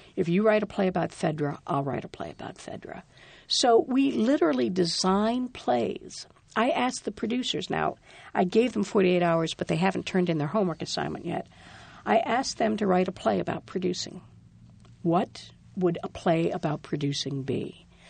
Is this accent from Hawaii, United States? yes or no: no; Rhode Island, United States; also born or lived in New York; I'm from Rhode Island.